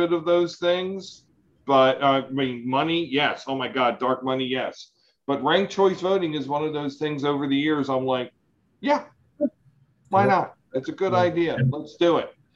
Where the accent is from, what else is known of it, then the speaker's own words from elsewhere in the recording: Howard County, Maryland, United States; we grew up here in Howard County